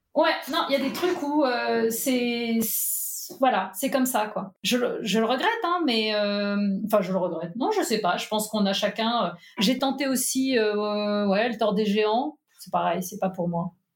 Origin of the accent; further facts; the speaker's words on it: Nantes, Pays de la Loire, France; also born or lived in Paris; now in Allier, France; Je suis née à Nantes